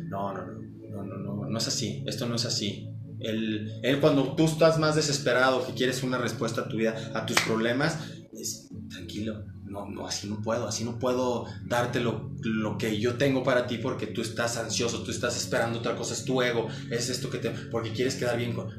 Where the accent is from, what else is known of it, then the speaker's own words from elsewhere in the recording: Mexico City, Mexico; somos chilangos